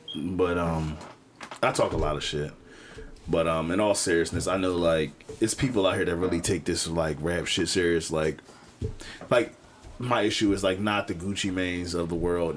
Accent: Philadelphia, Pennsylvania, United States; I'm from Cobbs Creek.

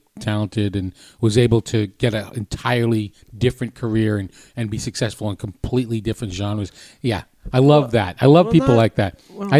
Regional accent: New England, United States; No, I'm from New England.

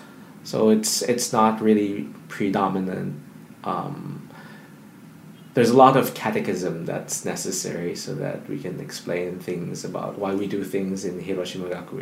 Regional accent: Philippines; now in Japan; Well, I am a Filipino missionary to Japan. I entered the Philippine province 2001.

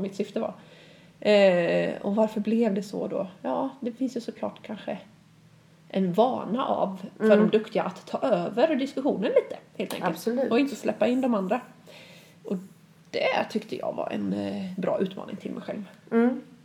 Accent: Sweden; som svensk lärare

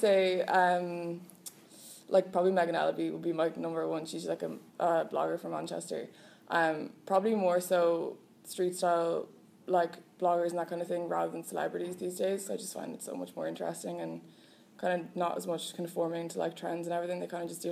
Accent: Wexford, Leinster, Ireland; moved away as an adult; now in Dublin, Ireland; I'm from Wexford

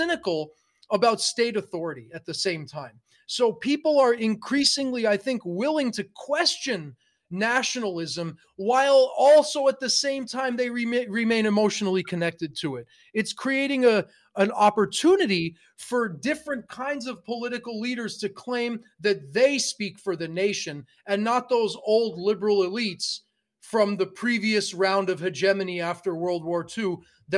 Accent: New York City, New York, United States; moved away as an adult; also born or lived in India / California; now in Canada; I was born in India, I grew up in New York City, and then I lived for 17 years in California, and I feel like a Californian

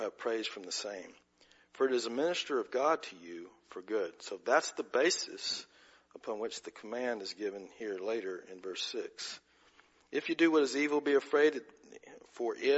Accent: United States; our heritage as American citizens

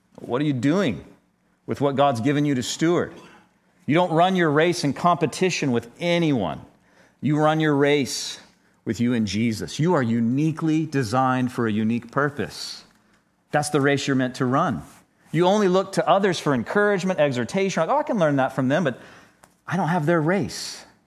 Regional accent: United States; us as twenty-first century American Christians

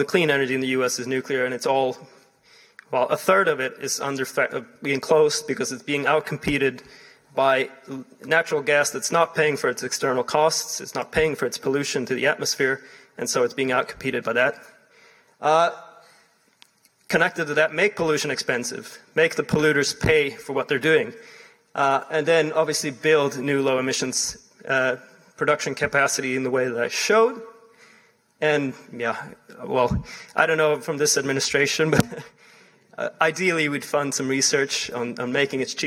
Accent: Sweden; my home country, Sweden

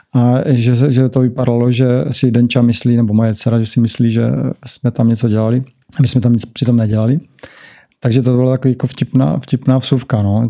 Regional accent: Brno, South Moravian Region, Czechia; moved away as an adult; now in Bali, Indonesia; tady u nás v Brně

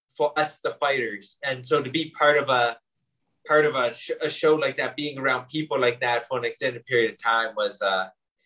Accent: Winnipeg, Manitoba, Canada; now in Ireland; I'm from Winnipeg in Canada

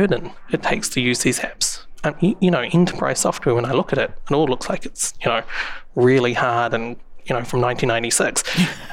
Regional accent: New Zealand; I don't know if you can tell from my accent, but I'm from New Zealand

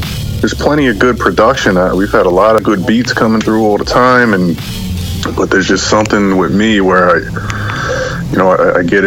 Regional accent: Philadelphia, Pennsylvania, United States; from Philadelphia, Pennsylvania

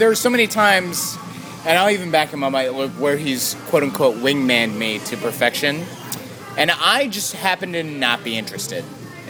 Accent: United States; also born or lived in Philippines; I was adopted when I was one, and I moved to the United States. I really don't even care about being Filipino.

